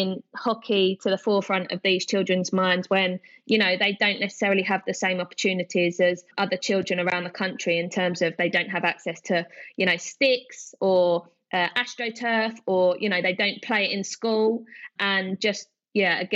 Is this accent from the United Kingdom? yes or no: yes; Hornchurch, London, United Kingdom; I grew up in Hornchurch, Essex, which is the London borough of Havering, so the east side of London. You can probably tell by my strong accent.